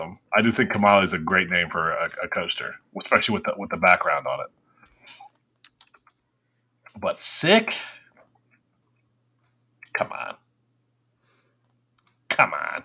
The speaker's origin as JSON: {"language": "English", "country": "United States", "said": "I'm American"}